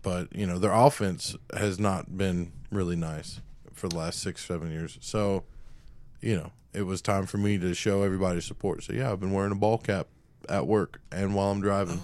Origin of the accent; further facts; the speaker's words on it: Tampa, Florida, United States; moved away; when I was a kid growing up, before I moved away from Tampa